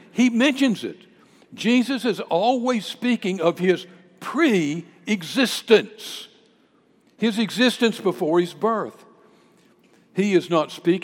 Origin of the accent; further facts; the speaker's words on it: San Diego, California, United States; I was born in San Diego, California.